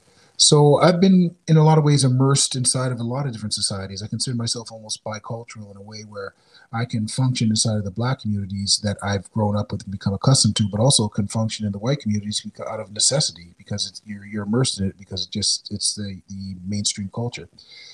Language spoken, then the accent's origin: English; Windsor, Ontario, Canada; moved away as an adult; also born or lived in Detroit, United States / Indiana, United States; now in Toronto, Canada; I've got a lot of American in me. I've got a lot of Canadian in me. I'm older than Canada as far as my family's concerned. And I grew up in Windsor, Detroit area for most of my life.